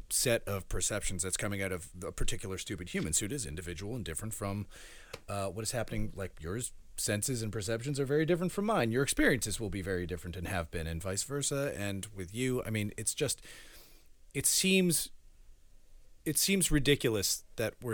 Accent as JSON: {"language": "English", "town": "Framingham", "region": "Massachusetts", "country": "United States", "tie": "born or raised there", "first_language": "Spanish", "second_language": "English", "said": "I'm from a town called Framingham"}